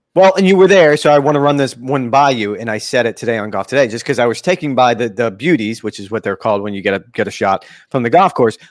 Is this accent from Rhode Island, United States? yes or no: no; Florida, United States; I was born and raised in Florida